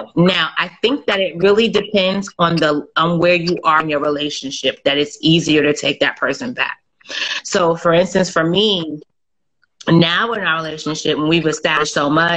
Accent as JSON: {"language": "English", "region": "New Jersey", "country": "United States", "also_born_or_lived": "North Carolina", "said": "We from Jersey"}